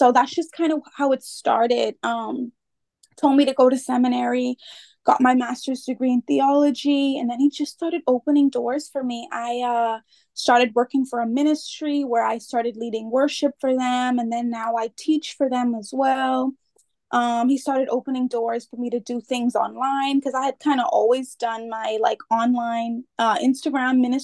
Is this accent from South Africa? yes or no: no; Freeport, Grand Bahama, Bahamas; I am from the Bahamas, born and raised from Freeport, Bahamas